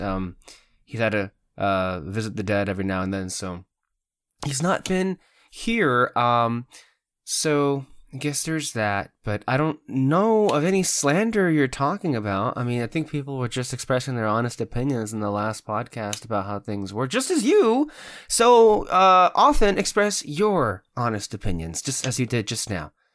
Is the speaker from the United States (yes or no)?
yes; United States; as an American